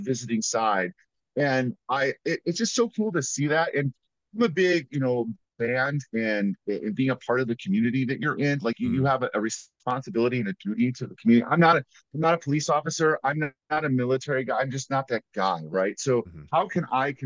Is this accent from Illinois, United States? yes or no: yes; Chicago, Illinois, United States; moved away as an adult; also born or lived in Bowling Green, Ohio; now in Perrysburg, United States; I moved here for the schools when I'm from Chicago originally.